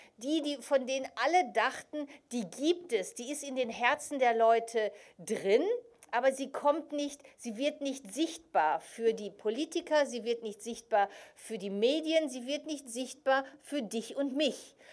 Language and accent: German; Ruhr area, North Rhine-Westphalia, Germany; also born or lived in Soviet Union; bin in, in Deutschland geboren, ich bin ein Kind des Ruhrgebietes